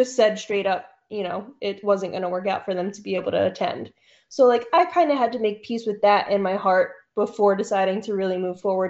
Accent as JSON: {"language": "English", "region": "New Jersey", "country": "United States", "said": "I'm originally from New Jersey"}